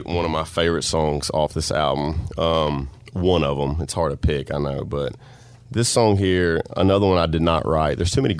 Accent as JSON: {"language": "English", "town": "Bastrop", "region": "Louisiana", "country": "United States", "tie": "born or raised there"}